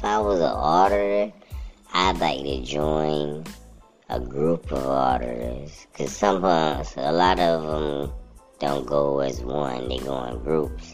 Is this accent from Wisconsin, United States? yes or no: no; California, United States; I grew up there in California